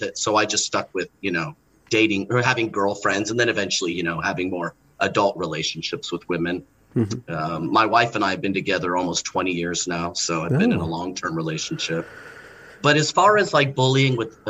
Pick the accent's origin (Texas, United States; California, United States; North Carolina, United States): California, United States; Los Angeles; I grew up in Los Angeles